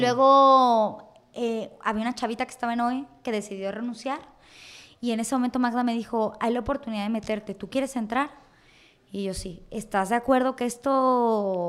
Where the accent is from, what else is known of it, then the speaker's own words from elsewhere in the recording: Mexico; uno como mexicano, uno creció con esa televisión